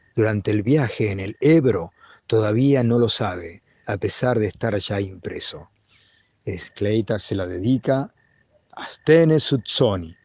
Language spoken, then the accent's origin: Spanish; Argentina; also born or lived in Saladillo, Buenos Aires Province; argentino, 54 años, ornitólogo